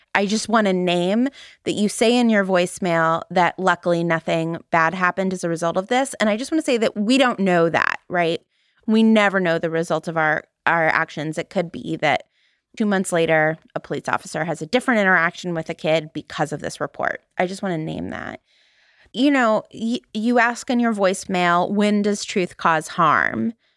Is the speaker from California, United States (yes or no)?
yes; Valley Girl, California, United States; accent: Valley Girl; my Valley Girl accent